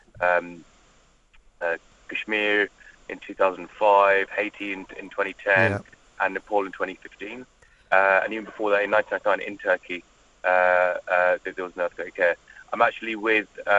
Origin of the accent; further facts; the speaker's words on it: London, United Kingdom; I'm from South London.